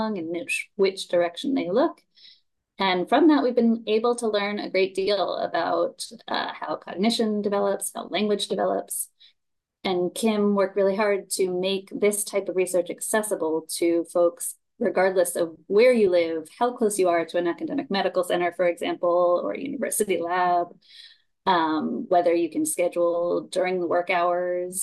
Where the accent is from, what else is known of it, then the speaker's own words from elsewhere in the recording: New York, United States; also born or lived in Japan; now in North Carolina, United States; I grew up in New York